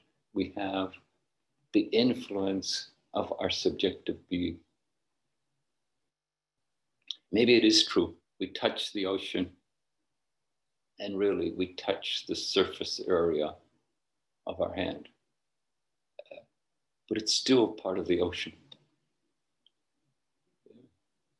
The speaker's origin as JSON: {"language": "English", "region": "Northern Ireland", "country": "United Kingdom", "tie": "born or raised there", "said": "Where I grew up in Northern Ireland, when I was young, only property owners could vote"}